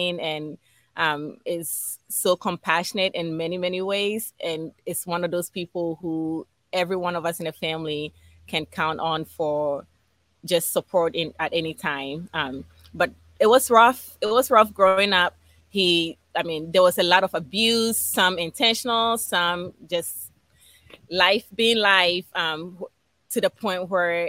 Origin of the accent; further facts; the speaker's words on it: Accra, Greater Accra, Ghana; also born or lived in Philadelphia, United States; now in United States; I was born and raised in Ghana, West Africa